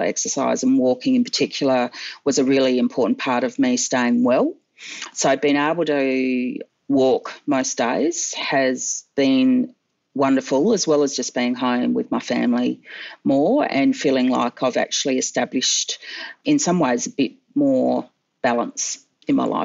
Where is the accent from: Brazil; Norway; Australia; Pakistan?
Australia; Adelaide, South Australia; I grew up in Adelaide watching Aussie Rules footy